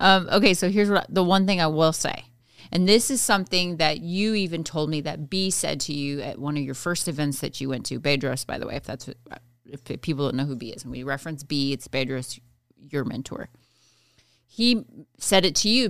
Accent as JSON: {"language": "English", "region": "Midwest", "country": "United States", "tie": "born or raised there", "said": "I grew up in the Midwest"}